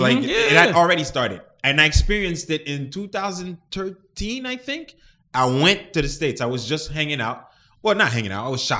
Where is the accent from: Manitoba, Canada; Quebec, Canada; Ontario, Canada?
Quebec, Canada; Montreal; English is a second language; I'm from Montreal.